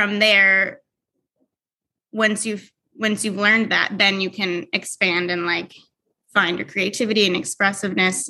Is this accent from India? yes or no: no; Long Island, New York, United States; moved away as an adult; also born or lived in Miami, United States; now in Nashville, United States; I grew up on Long Island